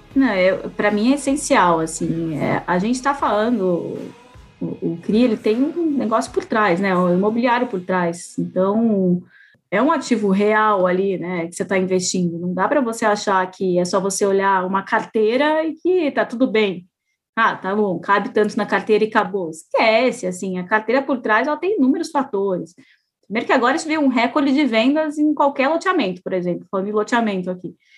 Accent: Curitiba, Paraná, Brazil; Eu sou de Curitiba

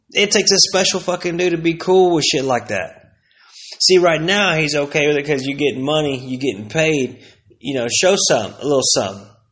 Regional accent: Plano, Texas, United States; also born or lived in Aubrey, Texas; I came from Plano, Texas

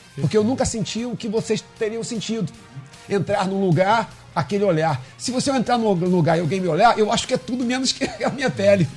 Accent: Rio de Janeiro, Brazil; also born or lived in Cidade de Deus, Rio de Janeiro; eu nasci na Rocinha, morei até os treze anos na Rocinha, e depois dos treze aos vinte e quatro, na Cidade de Deus

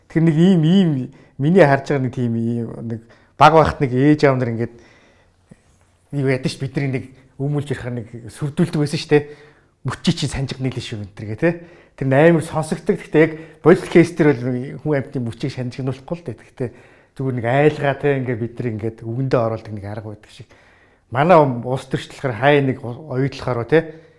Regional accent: Mongolia; also born or lived in Australia

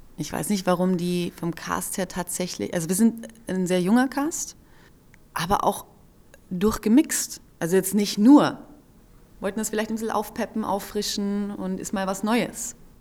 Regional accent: Carinthia, Austria; ich bin ja in Kärnten am See aufgewachsen

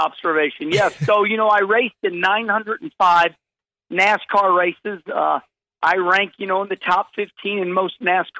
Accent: St. Louis, Missouri, United States; I am, you know, born and raised in St. Louis.

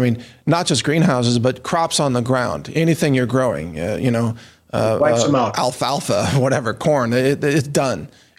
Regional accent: Midwest, United States; I grew up in the Midwest.

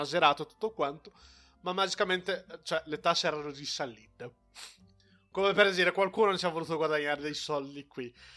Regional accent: Brazil; now in Italy; ho la cittadinanza brasiliana e non una cittadinanza italiana

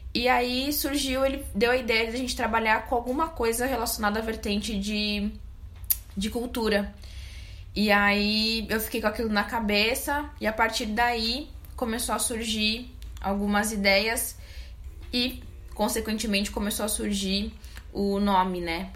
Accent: Brazil; Eu sou da Zona Sul

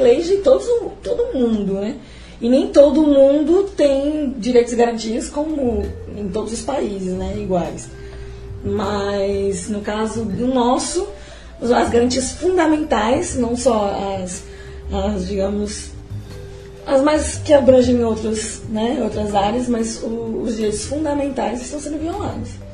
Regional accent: Brazil; nós, como brasileiros

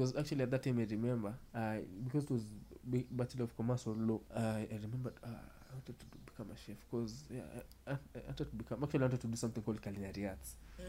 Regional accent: Kenya; now in Australia; I can say, I don't care, it's cooking, because I'm from Africa. I'm in Australia.

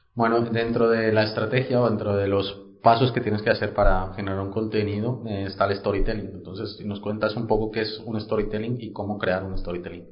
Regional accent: Colombia; yo yo soy colombiano

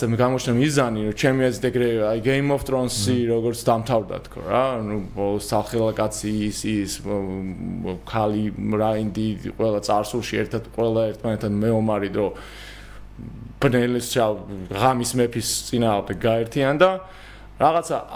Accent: Georgia

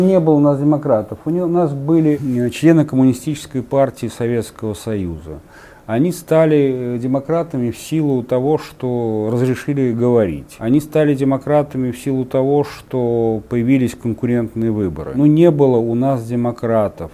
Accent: Samara, Samara Oblast, Russia; моего родного города, тогда Куйбышева, а не Самары

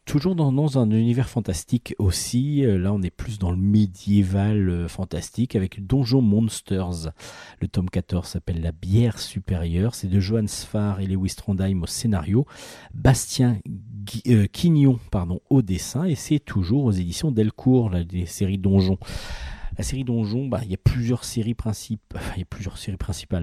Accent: France; nous les Français

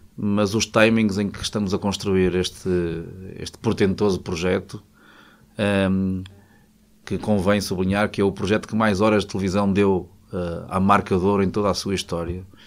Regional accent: Peso da Régua, Norte, Portugal; moved away as an adult; also born or lived in Vila Real / Porto / Lisbon; decidi regressar à terra que me viu nascer. E, e, morava na aldeia que, eu, que é a minha aldeia, que é Poiás da Régua

